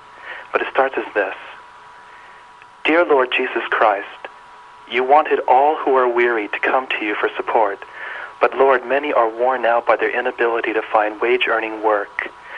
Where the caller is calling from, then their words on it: Boynton Beach, Florida, United States; I'm calling from Boynton Beach, Florida.